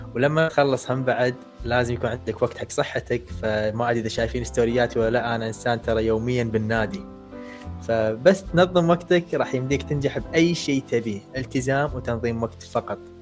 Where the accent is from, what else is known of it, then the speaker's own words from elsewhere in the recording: Kuwait; عندنا بالكويت